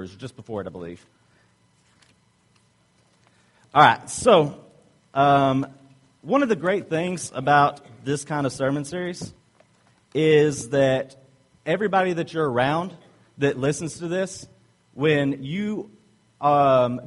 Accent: the South, United States; accent: Southern; I'm from the South

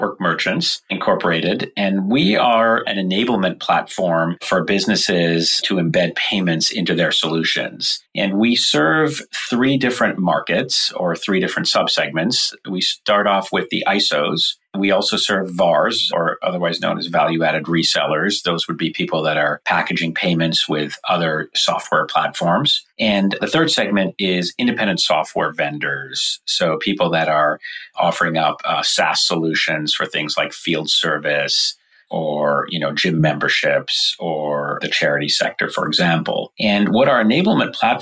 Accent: Vancouver, British Columbia, Canada; now in San Francisco, United States; I live in San Francisco, California, and I grew up in Vancouver, Canada.

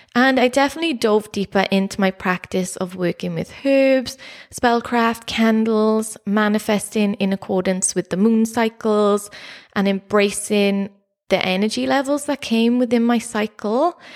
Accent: Neath, Wales, United Kingdom; growing up in South Wales, in Neath, near Swansea

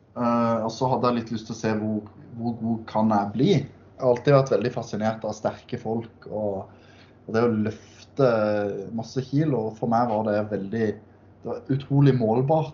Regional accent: Sørlandet, Southern Norway, Norway; der jeg kommer fra på Sørlandet

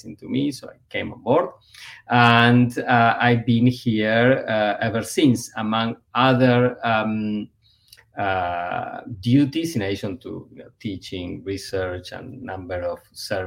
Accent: Buenos Aires, Argentina; moved away as an adult; also born or lived in Ithaca, New York / Cambridge, Massachusetts / Evanston, Illinois; now in United States; born and raised in Buenos Aires, Argentina

